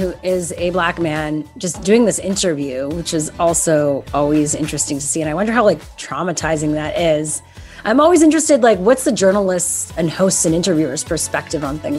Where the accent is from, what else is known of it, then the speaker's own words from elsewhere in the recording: Canada; I'm Canadian.